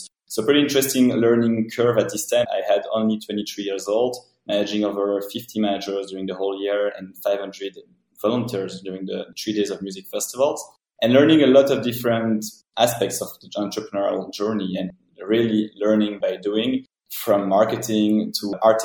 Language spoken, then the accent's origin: English; Belgium; moved away as an adult; also born or lived in Brussels / New York; I'm coming from Belgium